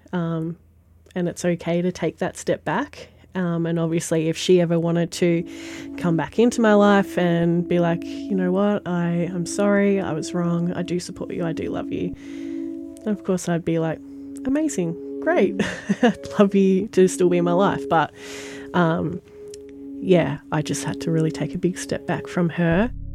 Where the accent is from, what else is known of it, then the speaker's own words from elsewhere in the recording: Sale, Victoria, Australia; now in Maffra, Australia; Born in Sale, grew up in Sale, lived here my whole life until about 12 months ago